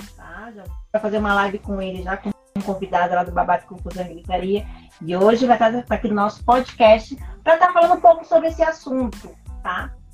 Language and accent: Portuguese; Brazil; a gente é brasileiro